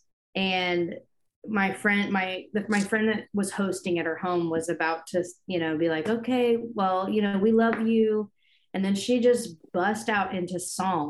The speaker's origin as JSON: {"language": "English", "town": "Jacksonville", "region": "Florida", "country": "United States", "said": "I am from Jacksonville"}